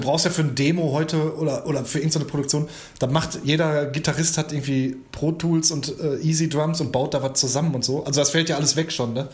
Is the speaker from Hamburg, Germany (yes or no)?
no; Gladbeck, North Rhine-Westphalia, Germany; da wo ich herkomme, also mit meinen Leuten hier aus Gladbeck